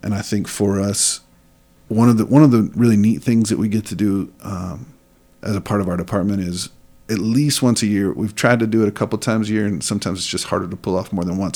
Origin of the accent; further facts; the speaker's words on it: West Texas, United States; moved away as an adult; now in Kandern, Germany; Growing up in West Texas in a Southern Baptist environment